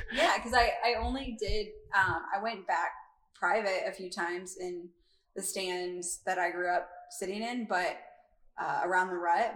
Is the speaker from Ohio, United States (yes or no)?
no; Iowa, United States; growing up in Iowa, my family, a majority of them are outdoorsy